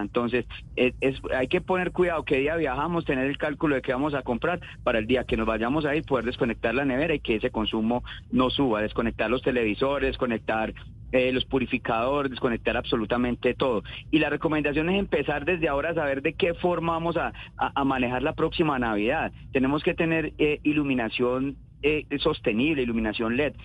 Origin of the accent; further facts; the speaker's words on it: Colombia; nosotros como colombianos